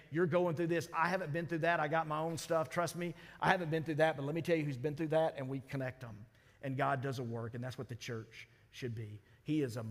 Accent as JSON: {"language": "English", "region": "Mississippi", "country": "United States", "said": "I'm from Mississippi."}